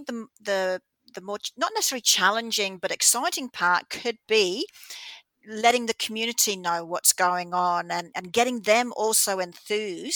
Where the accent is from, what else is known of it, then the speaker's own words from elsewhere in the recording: Australia; moved away; as an Australian living here now